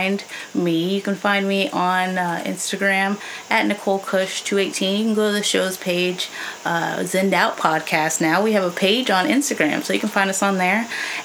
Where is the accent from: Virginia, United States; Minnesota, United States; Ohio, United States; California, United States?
California, United States; I was born in California and raised in California.